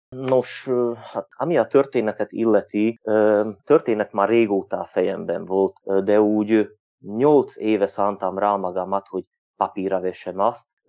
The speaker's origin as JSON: {"language": "Hungarian", "town": "Turňa nad Bodvou", "region": "Košice Region", "country": "Slovakia", "said": "felvidéki magyar vagyok, egy Kassához közeli községben lakom, Tornán"}